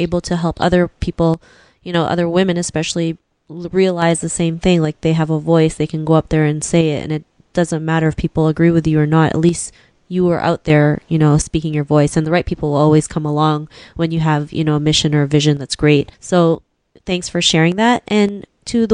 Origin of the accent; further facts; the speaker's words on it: Philippines; I'm from the Philippines